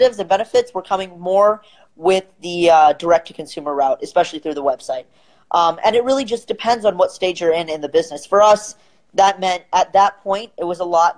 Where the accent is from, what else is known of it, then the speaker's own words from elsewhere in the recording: St. Louis, Missouri, United States; I'm from St. Louis, Missouri. And here we have a lot of small kind of the mom and pop stores